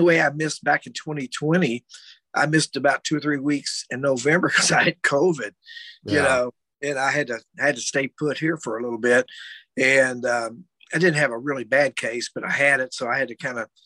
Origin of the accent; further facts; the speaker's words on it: Louisville, Kentucky, United States; also born or lived in Metcalfe County, Kentucky; I grew up in Louisville till 67. Then I moved down to Metcalf County. Edmonton is the county seat.